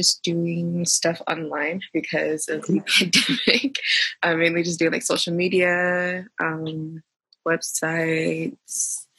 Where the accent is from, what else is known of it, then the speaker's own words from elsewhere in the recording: Nigeria; now in Rowlett, United States; I live in Dallas, Texas. I'm Nigerian.